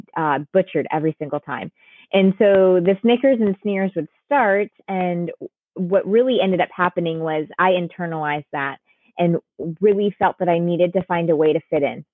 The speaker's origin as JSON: {"language": "English", "region": "Connecticut", "country": "United States", "tie": "born or raised there", "said": "My sister and I were, were born and raised in Connecticut."}